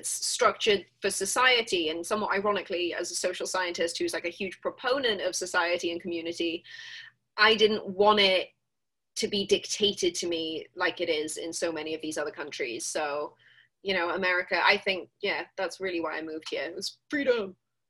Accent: Swansea, Wales, United Kingdom; I was born in Singleton Hospital in Swansea, which is a little industrial coal mining town in South Wales. It's one of 3 cities in South Wales.

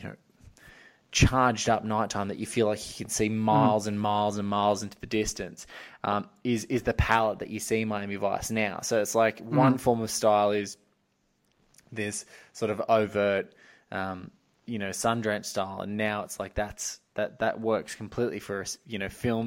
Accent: beachside town an hour north of Sydney, New South Wales, Australia; I grew up in like a beachside town about an hour north of Sydney

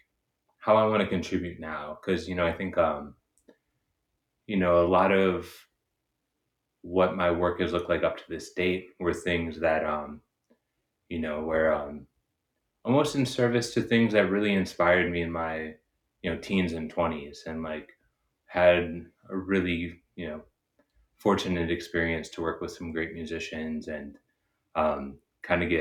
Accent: Chicago, Illinois, United States; moved away as an adult; now in Los Angeles, United States; I've been living in Los Angeles, but I'm from Chicago originally

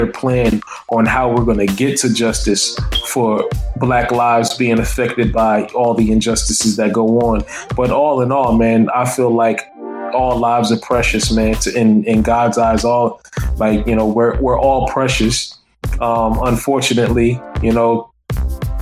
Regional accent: Newark, New Jersey, United States; I'm from Newark.

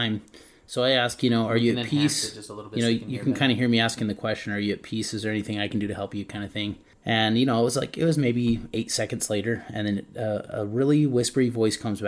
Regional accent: Utah, United States; we're Utahns. We're from Utah.

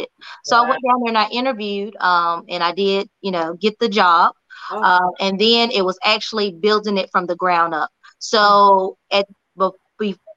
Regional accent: Burlington, North Carolina, United States; born and raised in Burlington, North Carolina, a little small town in between Greensboro and Raleigh

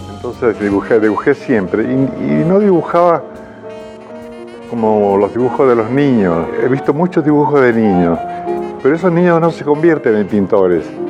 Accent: Mendoza, Argentina; moved away as an adult; also born or lived in Rome / Madrid; now in Unquillo, Argentina; un colegio muy lindo, muy importante de Mendoza

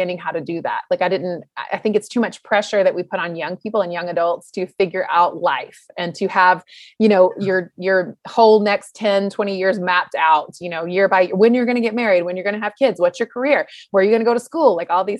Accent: North Carolina, United States; I was born and raised in the Southeast in North Carolina, and I loved it.

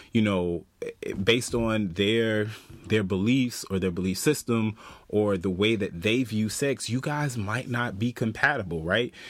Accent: the South, United States; moved away; I'm from the South.

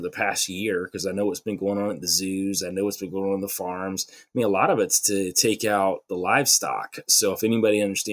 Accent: the South, United States; I'm from the South.

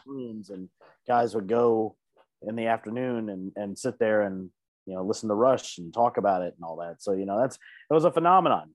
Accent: DeKalb County, Georgia, United States; my DeKalb County school, where I was definitely a minority

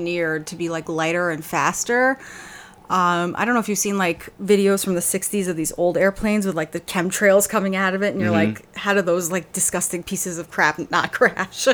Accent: Maryland, United States; growing up in Maryland, we would go to Andrews Air Force Base

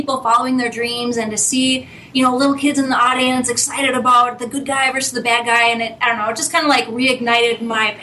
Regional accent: Minnesota, United States; moved away as an adult; also born or lived in Florida; I'm from Minnesota, but I moved to Florida right after high school.

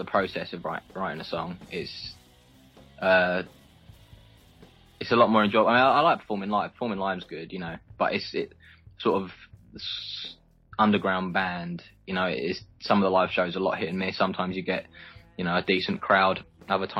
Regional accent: Essex, East of England, United Kingdom; growing up in Essex

